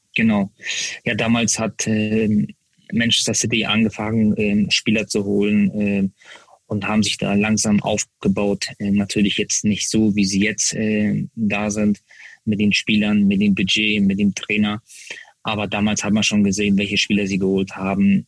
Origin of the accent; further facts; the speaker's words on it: Hamburg, Germany; Hamburg, äh, da bin ich Profi geworden, da bin ich Nationalspieler geworden. Äh, das ist meine Heimat. Äh, hier wohne ich